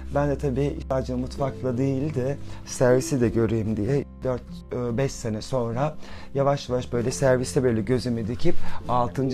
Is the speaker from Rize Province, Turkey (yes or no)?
yes; Rize Province, Turkey; Ben 1978 e, Rize doğumluyum.